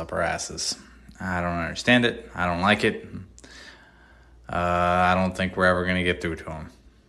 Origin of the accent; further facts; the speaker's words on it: Netherlands; I'm from the Netherlands